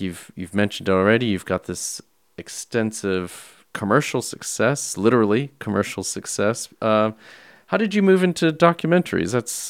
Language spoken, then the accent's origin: English; United States; when I was growing up in the States